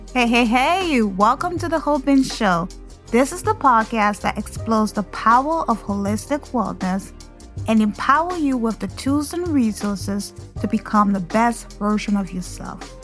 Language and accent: English; Liberia; now in United States; Growing up in Liberia